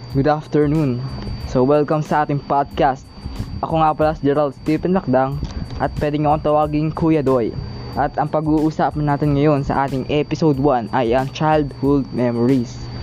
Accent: Davao Region, Philippines; moved away; nasa probinsya namin, uh, nagulat nga ako one time pag uwi ko ng Davao

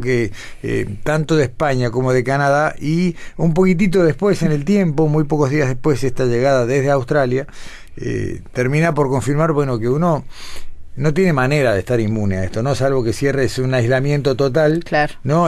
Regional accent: Uruguay; somos unos 15 uruguayos que están cursando

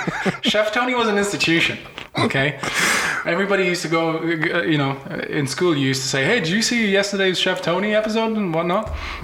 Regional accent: Italy; I was brought up in Italy

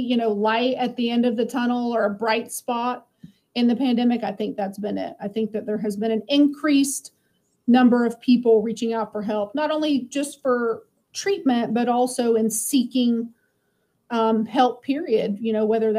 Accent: Lakeland, Florida, United States; also born or lived in Tampa, Florida; So I grew up in Lakeland, and then I moved to Tampa when I got married

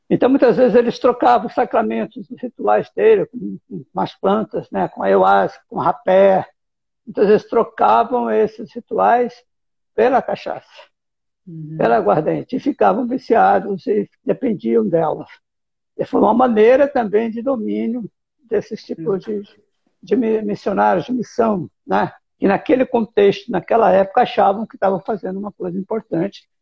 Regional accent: Presidente Prudente, São Paulo, Brazil; Eu sou do interior de São Paulo, sou de Presidente Prudente e morava no sítio, morava no interior

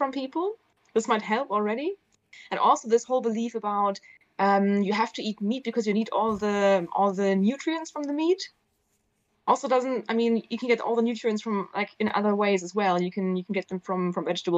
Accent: Southern Germany, Germany; moved away; I'm from Germany. I'm from the south of Germany originally, where you eat meat all the time.

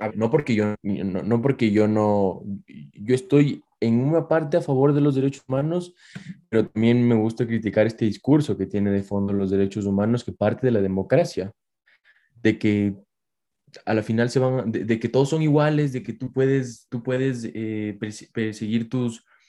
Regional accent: Ecuador; que somos ecuatorianos

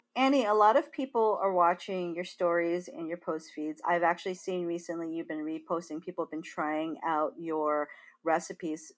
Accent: Big Island of Hawaii, United States; moved away; growing up in Hawaii

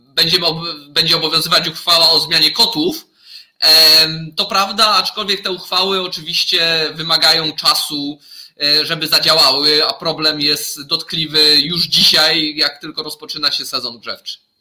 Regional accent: Zagłębie Dąbrowskie, Silesian Voivodeship, Poland; Ja osobiście wywodzę się ze Śląska, właściwie tak konkretnie to z Zagłębia

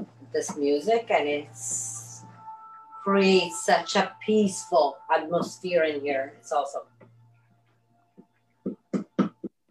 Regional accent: Sicily, Italy; I'm from Sicily

